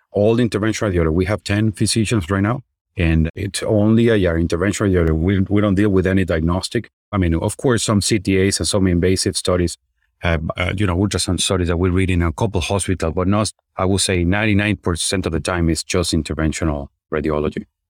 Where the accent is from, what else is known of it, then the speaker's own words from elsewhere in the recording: Venezuela; moved away as an adult; also born or lived in Chicago; now in United States; I'm originally from Venezuela. So, I did my med school over there